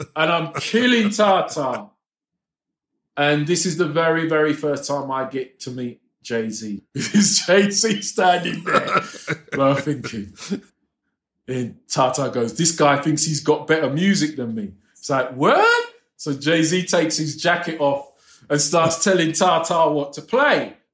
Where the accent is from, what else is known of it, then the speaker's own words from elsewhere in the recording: England, United Kingdom; moved away; coming from England, you were taught not to be cocky.